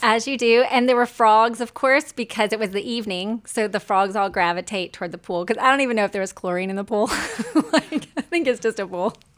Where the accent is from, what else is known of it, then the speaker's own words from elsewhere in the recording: Shreveport, Louisiana, United States; accent: Southern; moved away; I'm from the South. I'm a recovering Southerner.